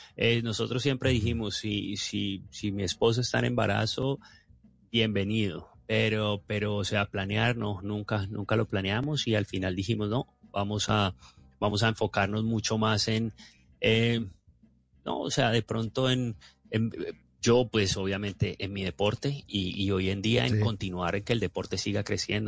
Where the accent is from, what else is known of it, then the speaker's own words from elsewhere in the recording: Colombia; uno como colombiano